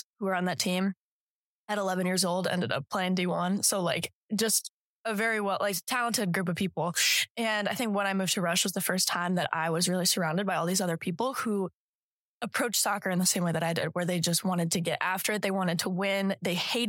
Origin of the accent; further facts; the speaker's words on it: Colorado, United States; moved away as an adult; also born or lived in Iowa / San Diego; now in Alabama, United States; came back to Colorado, where my mom is now practicing. My dad is a teacher, and I have been in Colorado since I was in first